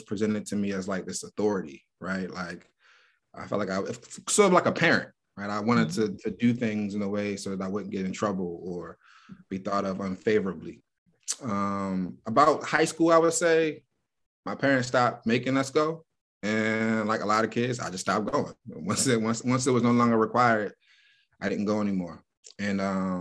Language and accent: English; Baltimore, Maryland, United States; moved away as an adult; now in Columbus, United States; Born and raised in Baltimore, Maryland